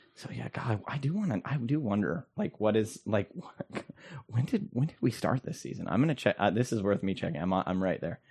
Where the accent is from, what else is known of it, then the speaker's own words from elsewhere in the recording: Minnesota, United States; as a Minnesotan